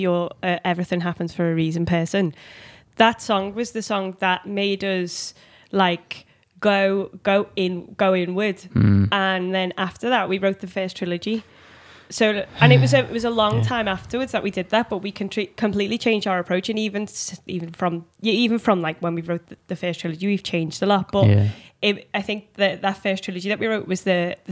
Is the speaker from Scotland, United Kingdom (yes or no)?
no; Liverpool, North West England, United Kingdom; accent: Liverpool